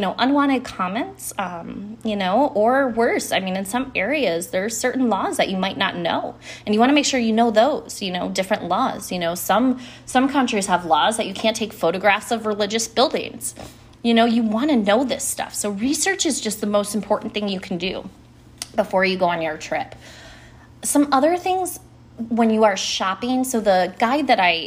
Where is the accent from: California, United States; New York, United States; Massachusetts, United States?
New York, United States; Buffalo; I grew up in Buffalo, New York